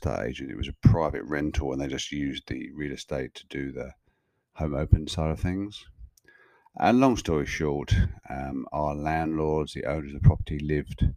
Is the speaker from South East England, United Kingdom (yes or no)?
yes; Kent, South East England, United Kingdom; moved away as an adult; now in Australia; I'm recording this episode in a place called Birchington in Kent in England, which is about 15 kilometers from the town I grew up in England and lived in and around for the first 30 odd years of my life before moving to Australia in 2004.